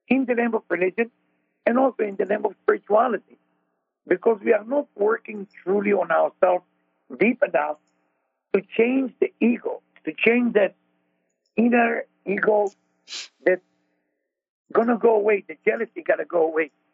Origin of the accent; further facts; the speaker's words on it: Israel; accent: Israeli; moved away; I'm Israeli with my accent